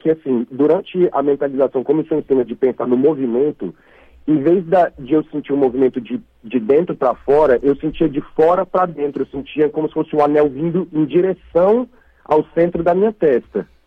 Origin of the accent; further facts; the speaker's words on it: Brasília, Federal District, Brazil; now in São José dos Campos, Brazil; eu sou de Brasília, mas eu falo de São José dos Campos.